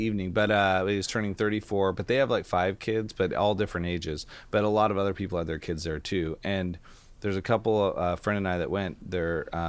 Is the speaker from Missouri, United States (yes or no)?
no; Amboy, Washington, United States; Like I grew up in Amboy, Washington, but I don't go back there, so I can say it and it's fine.